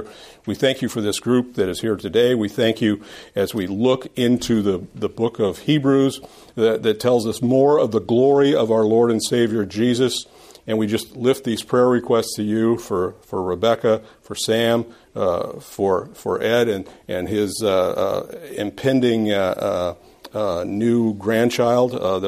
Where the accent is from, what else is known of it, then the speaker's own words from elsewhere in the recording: Scotland, United Kingdom; Anyway, I'm not Irish. I'm Scottish. I don't say it right.